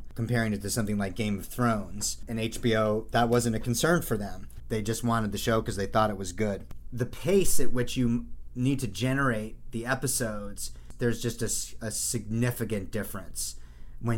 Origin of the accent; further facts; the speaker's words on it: New Jersey, United States; 7 other white Jews from New Jersey who love Star Wars